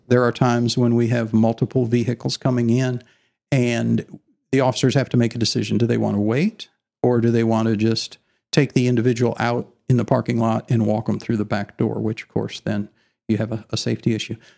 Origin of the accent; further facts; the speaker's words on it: Illinois, United States; moved away as an adult; also born or lived in Dallas, Texas; now in Allen, Texas, United States; I was raised in Illinois, in the Corn Belt